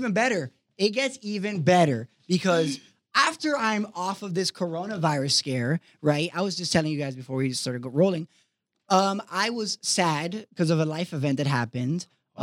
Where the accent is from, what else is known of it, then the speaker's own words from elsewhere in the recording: Kendall, Florida, United States; in 24 years of my life, I've lived in the same house in Kendall, right? Wow, great. Surprise, surprise, I'm from Kendall.